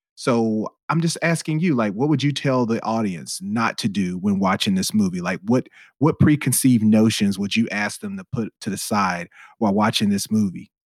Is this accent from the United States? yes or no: yes; United States; I'm an American